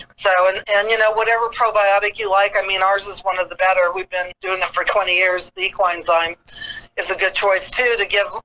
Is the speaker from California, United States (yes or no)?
yes; Del Mar, California, United States; when I was growing up in Del Mar, our horses got wormed once a year